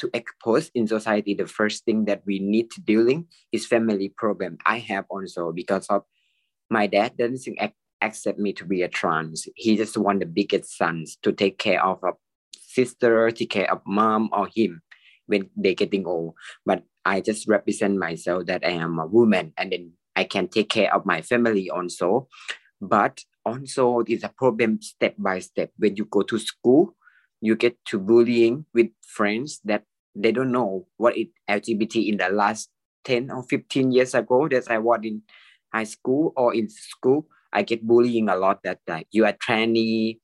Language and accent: English; Thailand; I'm a medical technologist. I'm from Thailand